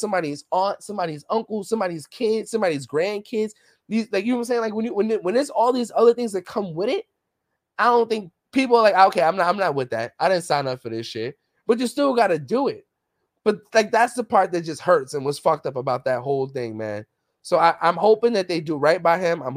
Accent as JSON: {"language": "English", "town": "New York City", "region": "New York", "country": "United States", "tie": "born or raised there", "said": "growing up in the Bronx, growing up in the hood"}